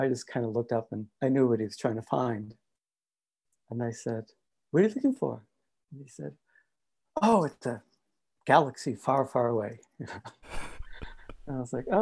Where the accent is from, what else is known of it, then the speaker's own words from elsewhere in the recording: Cambridge, Massachusetts, United States; moved away; I grew up in Cambridge, Massachusetts, and near Boston